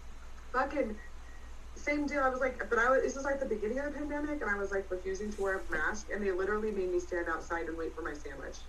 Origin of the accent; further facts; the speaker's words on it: San Francisco Bay Area, California, United States; now in Oklahoma City, United States; I'm from the San Francisco fucking Bay Area.